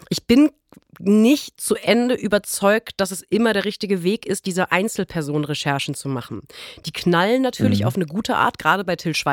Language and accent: German; North Rhine-Westphalia, Germany